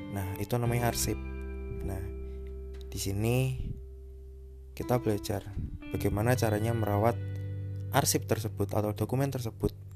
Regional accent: Semarang, Central Java, Indonesia; also born or lived in Tabanan, Bali / Kendal, Central Java; Aku lahir di Tabanan Bali pada tahun 1998 kemudian aku pindah ke Semarang kemudian waktu SMP sampai SMA aku pindah ke Kendal

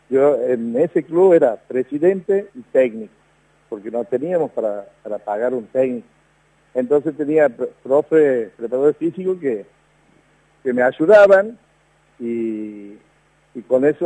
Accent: Santiago del Estero, Argentina; No, yo soy nacido aquí en Santiago de Estero.

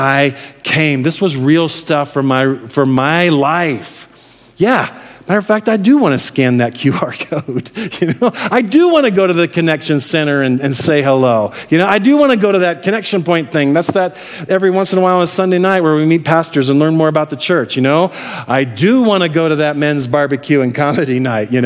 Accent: Midwest, United States; moved away; I'm from the Midwest. I grew up in the Midwest

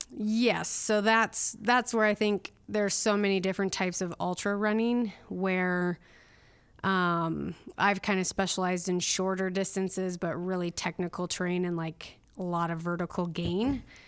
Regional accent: northern Minnesota, United States; moved away as an adult; also born or lived in Duluth, Minnesota / Pocatello, Idaho; I grew up in northern Minnesota

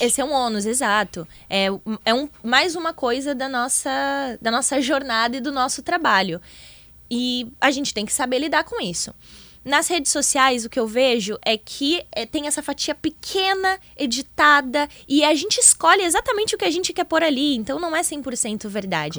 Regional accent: Rio Grande, Rio Grande do Sul, Brazil; sou de Rio Grande, litoral sul

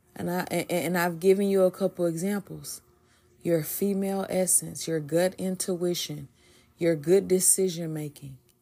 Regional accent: the South, United States; I'm from the South

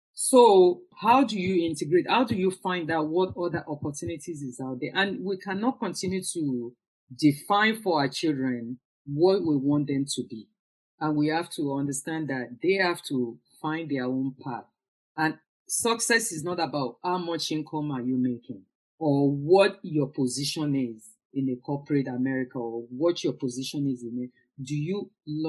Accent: Lagos, Nigeria; moved away; growing up in Nigeria, in Lagos especially

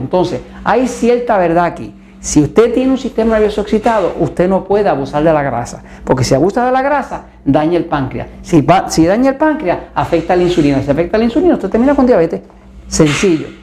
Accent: Puerto Rico; en mi tierra, en Puerto Rico

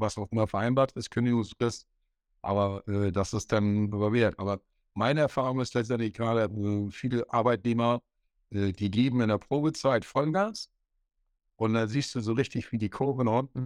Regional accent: north-eastern Germany, Germany; Ich wieder als Ossi und Norddeutscher

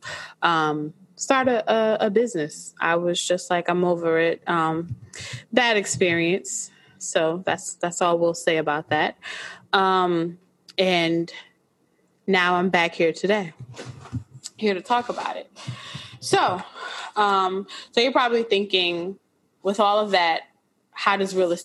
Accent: Orange, New Jersey, United States; I grew up in Orange, New Jersey

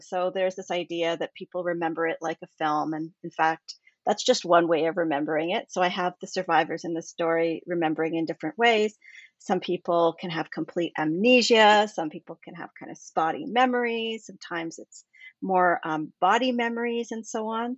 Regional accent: Canada; I'm from Canada

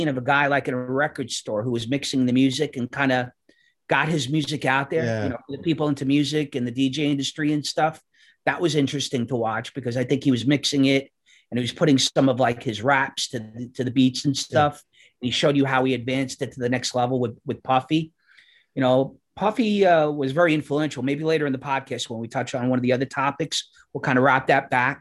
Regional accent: New York City, New York, United States; all sorts of people growing up in Astoria

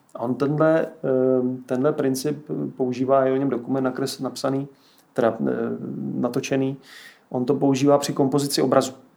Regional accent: Moravia, Czechia; já jsem z Moravy

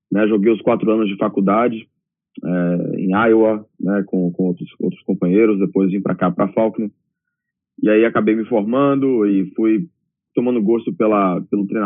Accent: Salvador, Bahia, Brazil; moved away as an adult; Eu sou de Salvador e cresci em Salvador também, então é

